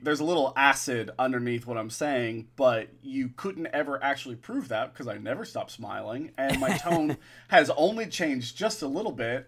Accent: Florida, United States; I'm a Florida boy

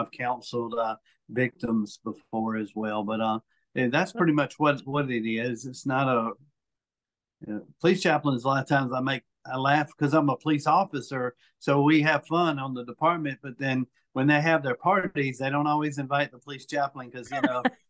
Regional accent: Mobile, Alabama, United States; also born or lived in South Florida; I was adopted from South Florida when I was 5 days old. And, moved pretty much here to West Mobile, and I've been in Mobile County pretty much all my life

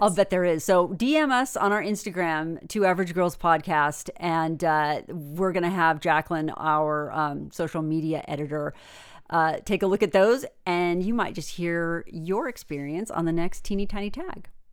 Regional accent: United States; there were two Americans, me and another girl

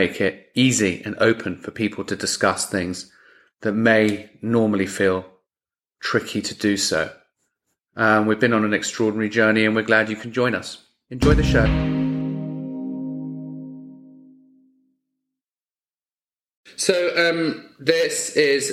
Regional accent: England, United Kingdom; moved away; I'm from England originally and we don't have much in the way of hurricanes

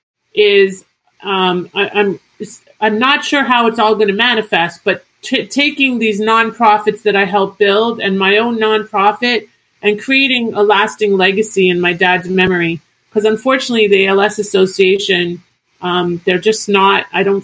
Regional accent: Toronto, Ontario, Canada; moved away as an adult; I was born in Toronto, born and raised in Toronto

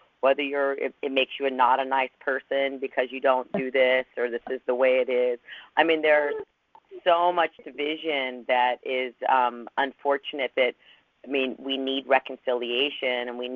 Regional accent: Los Angeles, California, United States; I came from Los Angeles

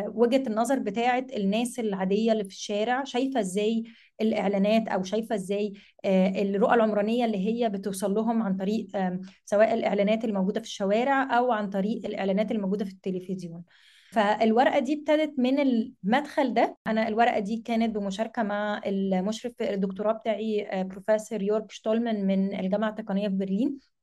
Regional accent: Egypt; احنا في مصر

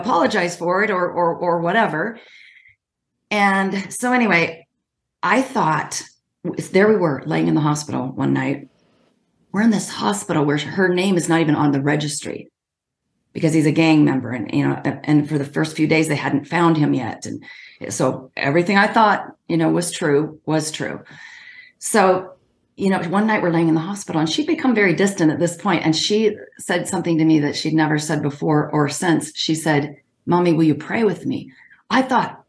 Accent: Washington, United States; I'm from Washington State

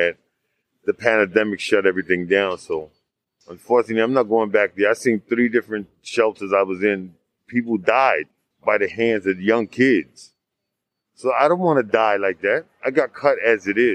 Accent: San Diego, California, United States; now in New York, United States; I'm not from here. I'm from San Diego.

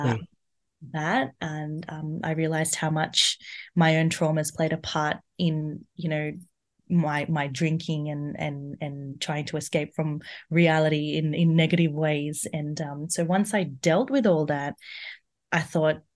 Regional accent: India; So I'm Indian, and from there, I realized that so many women, they're going through domestic violence

